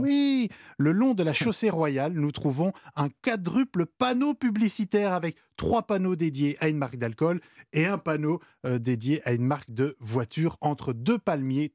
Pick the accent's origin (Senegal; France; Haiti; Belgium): Belgium; moved away; moi je viens de Belgique